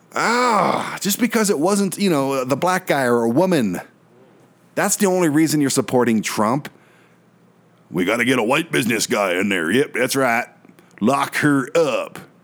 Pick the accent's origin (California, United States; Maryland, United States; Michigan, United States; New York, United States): Michigan, United States; Michigan, my home state